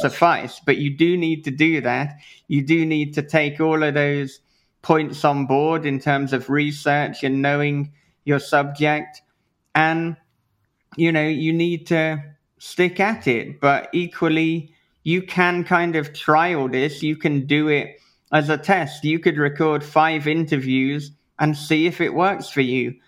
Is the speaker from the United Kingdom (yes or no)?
yes; United Kingdom; being British